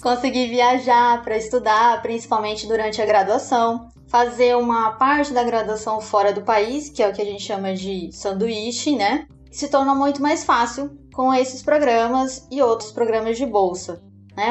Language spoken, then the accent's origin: Portuguese; Capinzal, Santa Catarina, Brazil; moved away; eu nasci em Capinzal, interior de Santa Catarina